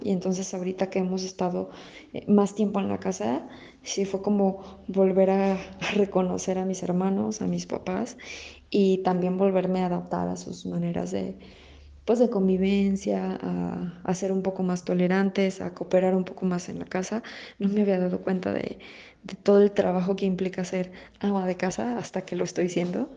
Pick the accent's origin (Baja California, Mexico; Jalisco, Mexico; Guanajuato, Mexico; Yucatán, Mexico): Guanajuato, Mexico; León; soy de León, Guanajuato tengo 32 años